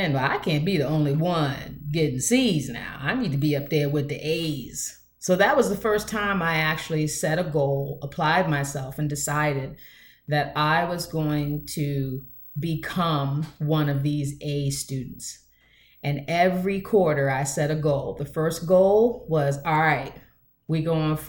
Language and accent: English; United States; I am basically almost a 50-year-old Black woman born here in these United States of America